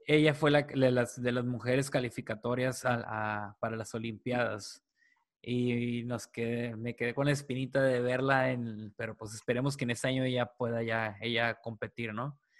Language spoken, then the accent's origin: Spanish; Mexico; aquí como mexicanos